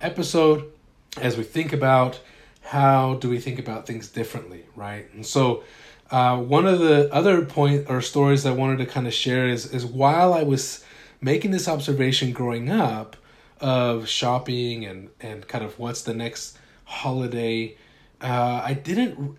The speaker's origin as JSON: {"language": "English", "region": "Utah", "country": "United States", "tie": "born or raised there", "said": "I grew up in Utah"}